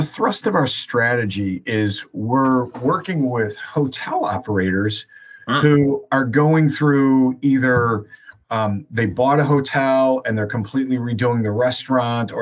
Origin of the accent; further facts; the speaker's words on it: Chicago, Illinois, United States; moved away as an adult; now in Boston, United States; I actually grew up in Chicago